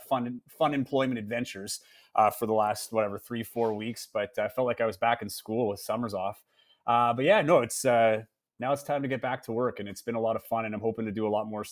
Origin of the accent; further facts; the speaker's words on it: Timmins, Ontario, Canada; moved away as an adult; also born or lived in Regina / Edmonton; now in Winnipeg, Canada; my hometown of Timmins